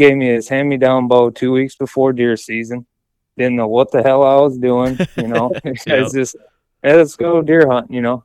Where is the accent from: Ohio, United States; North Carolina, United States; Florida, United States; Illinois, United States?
Ohio, United States; Northern; I'm from Northern Ohio